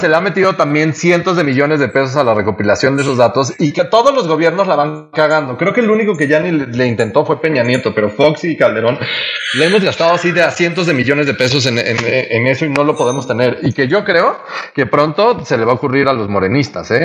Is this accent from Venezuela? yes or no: no; Mexico